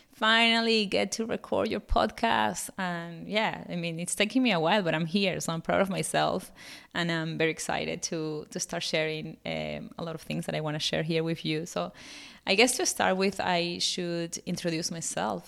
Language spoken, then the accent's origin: English; Venezuela; English is a second language; moved away as an adult; also born or lived in Bournemouth, England; now in Australia; fifteen years ago, I was finishing uni and living in my home country, my dear Venezuela